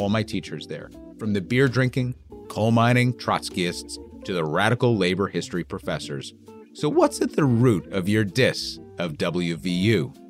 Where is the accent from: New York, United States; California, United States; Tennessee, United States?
New York, United States; I'm an asshole from New York.